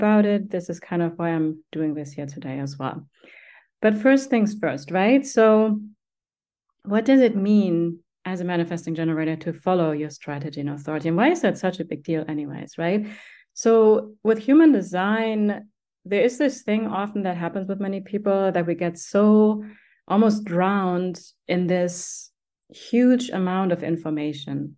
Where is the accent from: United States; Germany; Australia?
Germany; growing up in Germany, we have a cellar